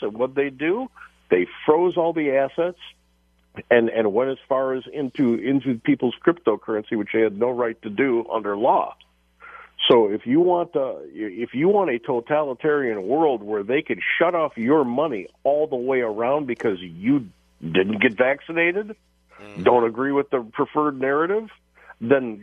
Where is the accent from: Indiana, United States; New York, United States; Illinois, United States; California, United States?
Illinois, United States; Chicago; who I grew up with here in Chicago